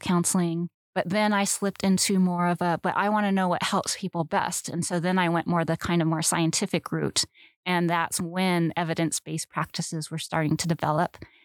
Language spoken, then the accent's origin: English; Southern California, United States; I grew up in Southern California